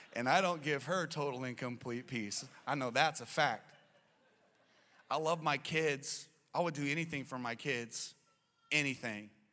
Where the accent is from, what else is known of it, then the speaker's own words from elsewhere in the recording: Arizona, United States; I'm born and raised in Arizona